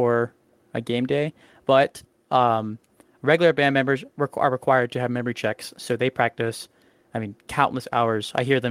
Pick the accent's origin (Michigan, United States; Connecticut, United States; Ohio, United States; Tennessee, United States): Ohio, United States; Gahanna; I'm from Gahanna, Ohio, which is northeast of Columbus. I went to Gahanna Lincoln High School.